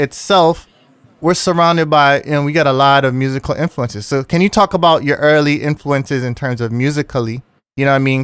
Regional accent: Kingston, Jamaica; moved away; I grew up in Jamaica. in, you know, pretty much the whole decade of the eighties, I was there

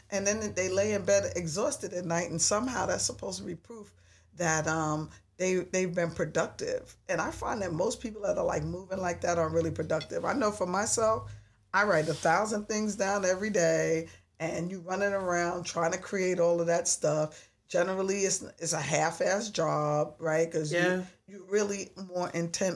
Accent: New York, United States; I'm a New Yorker

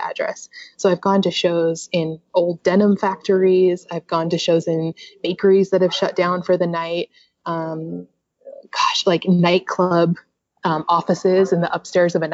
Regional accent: Utah, United States; I'm from Utah

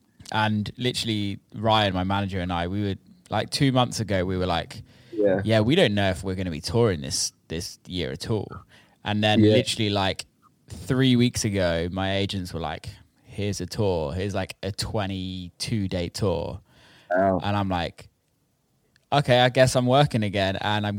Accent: United Kingdom; being a British citizen

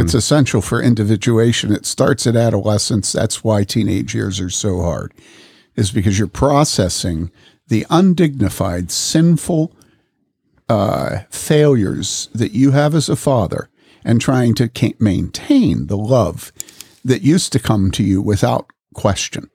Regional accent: Wheaton, Illinois, United States; I grew up in this in Wheaton

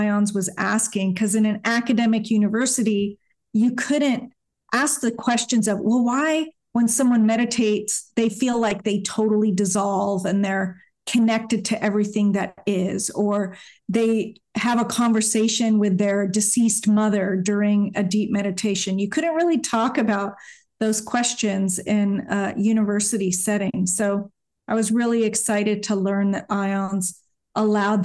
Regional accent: Hayward, California, United States; now in Washington State, United States; I was born in Hayward, California, in a suburb of San Francisco in the Bay Area. And it was a pretty sleepy suburb, very mellow. Grew up with my family

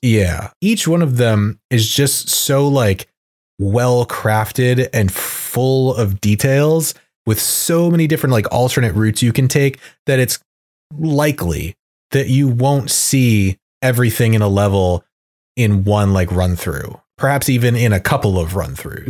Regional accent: Maine, United States; my hometown in Maine

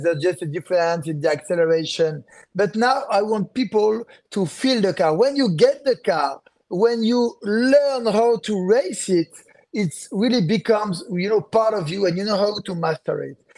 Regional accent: France; accent: French; English is a second language; people know that I'm French regarding to my accent.

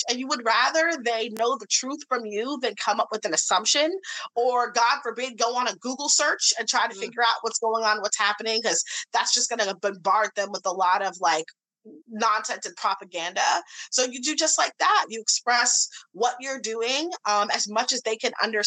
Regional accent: St. Louis, Missouri, United States; I grew up in the Midwest in St. Louis, Missouri.

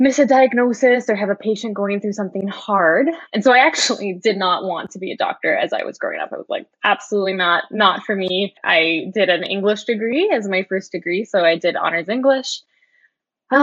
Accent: Edmonton, Alberta, Canada; I grew up in Edmonton

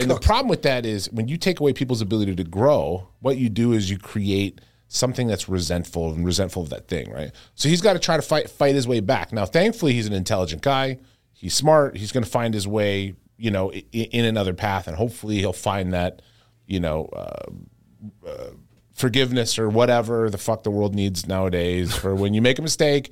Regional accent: Regina, Saskatchewan, Canada; moved away; I grew up in Regina, Saskatchewan

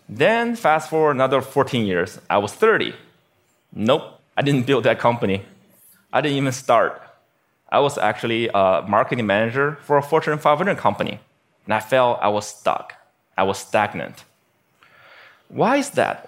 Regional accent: Beijing, China; now in United States; my hometown, Beijing, China

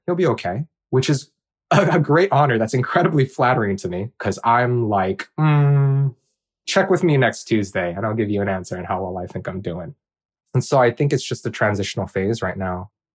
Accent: Hawaii, United States; also born or lived in Bakersfield, California; I'm Korean, and I grew up in Hawaii

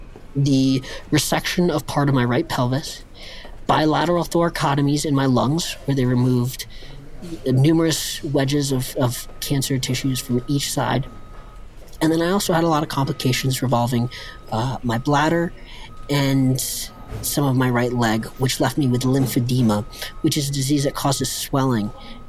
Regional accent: Vail, Colorado, United States; also born or lived in Avon, Colorado; I was born in Vail, Colorado, a small resort town, and ski school was my daycare, and the mountain was my playground.

